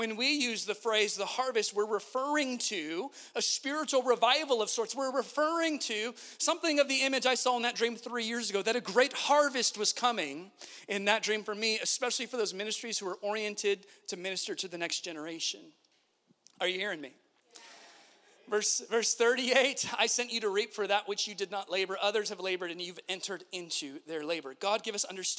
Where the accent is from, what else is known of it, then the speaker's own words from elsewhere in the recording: Central California, United States; moved away; my upbringing in Central California in the heart of the barrio